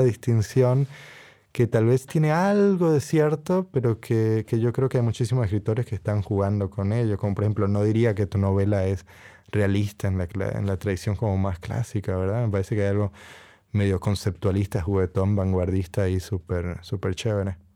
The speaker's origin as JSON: {"language": "Spanish", "country": "Costa Rica", "tie": "born or raised there", "also_born_or_lived": "Puerto Rico / United States", "moved": "as an adult", "lives_now": "Cambridge, United Kingdom", "said": "soy de dos países, ¿verdad? Nací en Costa Rica, mi padre es tico, mi madre es boricua, puertorriqueña"}